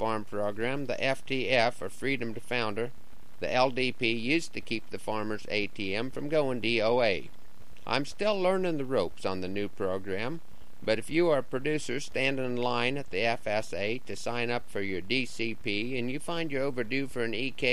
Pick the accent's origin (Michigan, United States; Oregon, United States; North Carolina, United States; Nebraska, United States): Nebraska, United States; Broken Bow; returning to Broken Bow